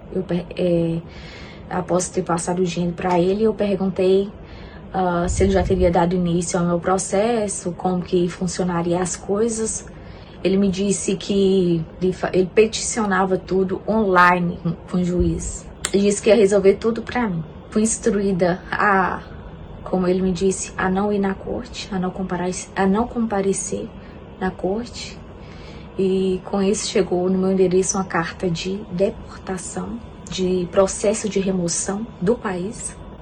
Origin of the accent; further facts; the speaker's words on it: Brazil; moved away as an adult; now in United States; eu sou brasileira, moro atualmente nos Estados Unidos há cerca de oito meses.